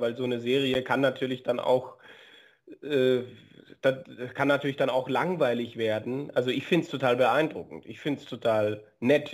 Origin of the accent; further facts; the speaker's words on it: Germany; bei uns in Deutschland